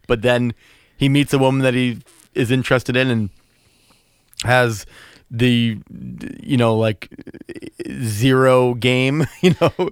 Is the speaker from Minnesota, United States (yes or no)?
no; Massachusetts, United States; We're, we're from Massachusetts.